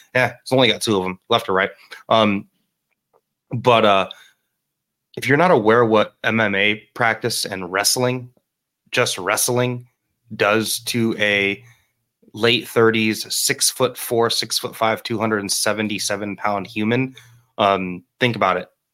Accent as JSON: {"language": "English", "town": "Miami", "region": "Florida", "country": "United States", "tie": "born or raised there", "moved": "as an adult", "said": "That is my hometown. I am originally from Miami, Florida."}